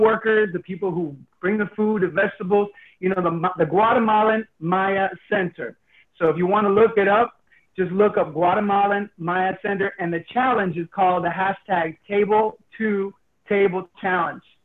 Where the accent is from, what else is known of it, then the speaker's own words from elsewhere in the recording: Miami, Florida, United States; my hometown, Little Havana